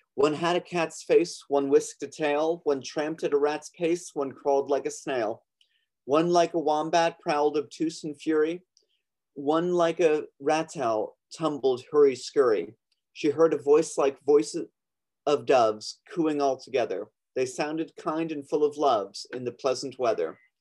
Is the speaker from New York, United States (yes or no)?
yes; Long Island, New York, United States; now in Brooklyn, United States; I'm originally from Long Island. I live. I'm calling in from Brooklyn, New York.